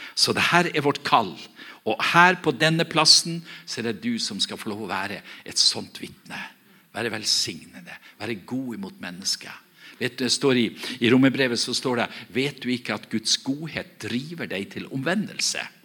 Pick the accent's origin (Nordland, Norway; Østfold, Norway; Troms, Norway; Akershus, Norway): Nordland, Norway; Herøy; Der jeg kommer ifra, så, jeg kommer ifra en, en, kommune som heter Herøy kommune.